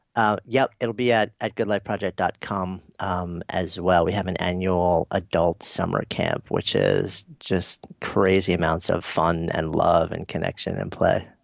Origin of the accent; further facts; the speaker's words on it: New York City, New York, United States; I'm a New Yorker